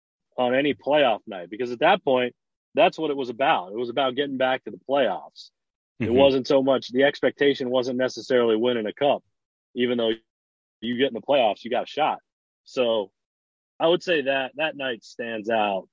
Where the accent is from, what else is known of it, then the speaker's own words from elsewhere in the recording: North Carolina, United States; I grew up in North Carolina. So I was here when they came, right?